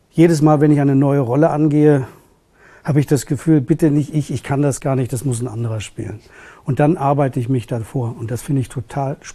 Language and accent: German; Hamburg, Germany; also born or lived in Berlin; Geboren bin ich in Berlin. Also ich bin Berliner. Ähm, aufgewachsen bin ich ja eine lange Zeit in Hamburg. Ne? Ich meine, ich kann Hamburgisch sprechen